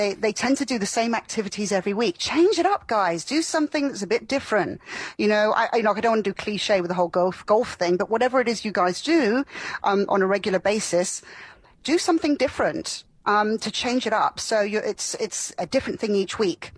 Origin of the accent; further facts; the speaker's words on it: Florida, United States; moved away; also born or lived in London; I grew up in Florida